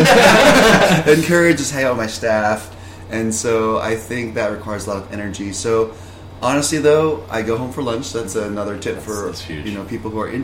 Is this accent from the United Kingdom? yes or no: no; Indonesia; also born or lived in Thailand; now in California, United States; even though I was born in Thailand and grew up in Indonesia